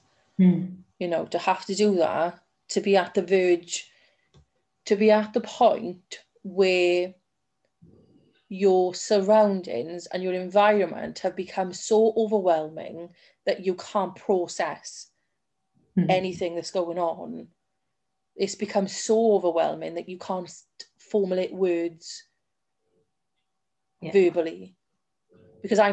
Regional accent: South Wales, United Kingdom; I am from South Wales

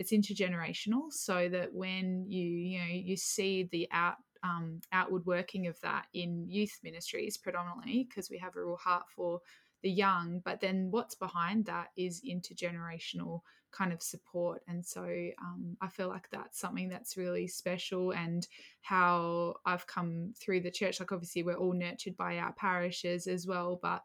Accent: Adelaide, South Australia, Australia; I was born, yeah, I was raised in Adelaide

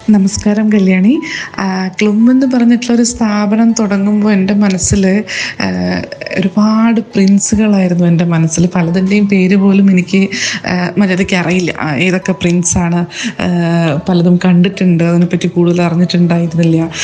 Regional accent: Kozhikode, Kerala, India; ഞാൻ കോഴിക്കോട് നിന്നാണ് ഞാൻ പറയാൻ മറന്നു ഞാൻ കോഴിക്കോട് നിന്നാണ് ഉള്ളത് വരുന്നത്

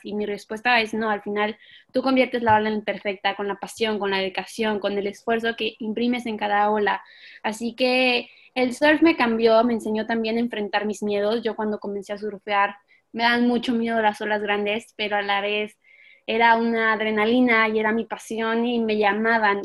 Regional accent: Mexico

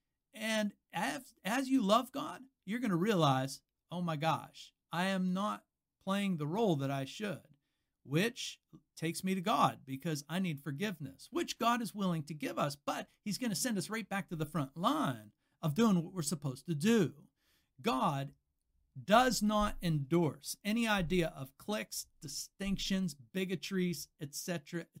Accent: United States; I'm an American

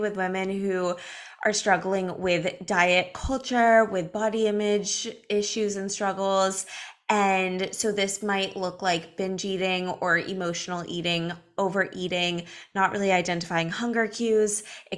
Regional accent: Los Angeles, California, United States; now in Miami Beach, United States; I'm from Los Angeles. I live in Miami Beach now.

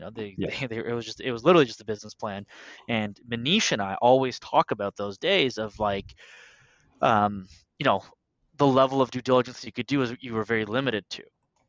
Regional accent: Canada; I'm also Canadian

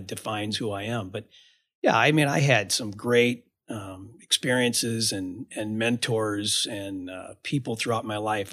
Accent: Ottawa, Illinois, United States; I grew up in a really small town. I grew up in Ottawa, Illinois.

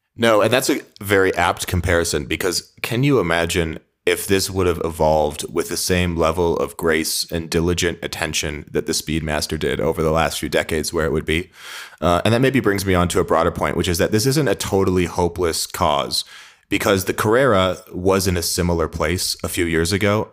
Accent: Midwest, United States; I'm a kid from the Midwest

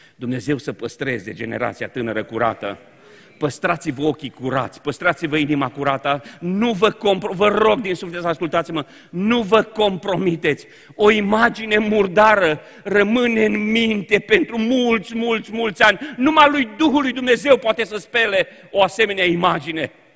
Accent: Romania; Noi, ca români, nu am fost învățați, n-am avut educația conflictului.

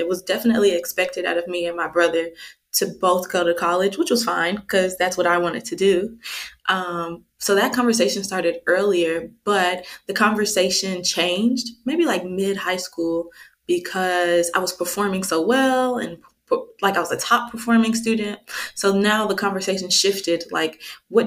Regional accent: DeSoto, Texas, United States; moved away; also born or lived in Kansas City, Missouri; I moved to Dallas when I was two. So Dallas is home for me

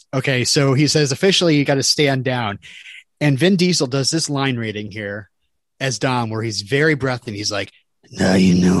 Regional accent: Vermont, United States; I'm from Vermont.

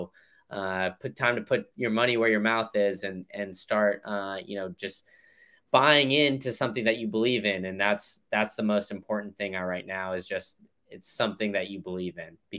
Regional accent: Chicago, Illinois, United States; moved away; also born or lived in Austin / Memphis; I was born in Chicago

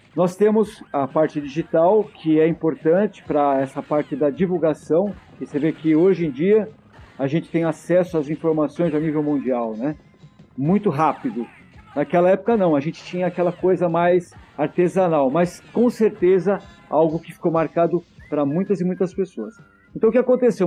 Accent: Santo André, São Paulo, Brazil; eu morava em Santo André, na cidade onde eu nasci

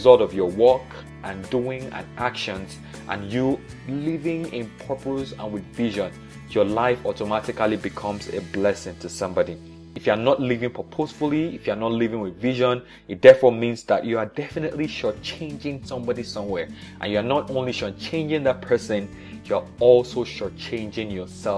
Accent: Nigeria; I was born in Nigeria in the 80s

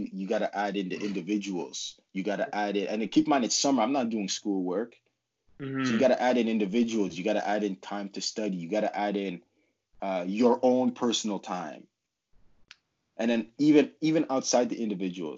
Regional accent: Ottawa, Ontario, Canada; I'm from Ottawa, so I lived at home

